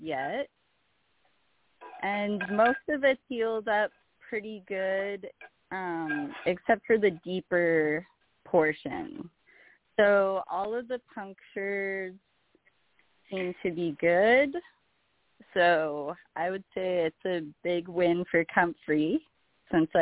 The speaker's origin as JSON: {"language": "English", "country": "Canada", "said": "I'm Canadian"}